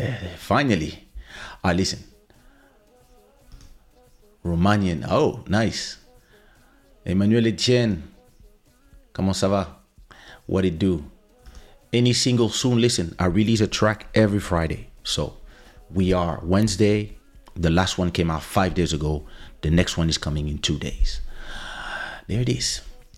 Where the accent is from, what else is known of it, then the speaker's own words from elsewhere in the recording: DR Congo; born there; I am French. But I was born in Congo, in Zaire.